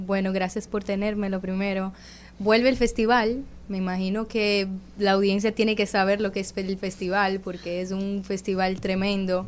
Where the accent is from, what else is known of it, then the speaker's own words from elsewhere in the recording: Brazil; yo soy de Brasil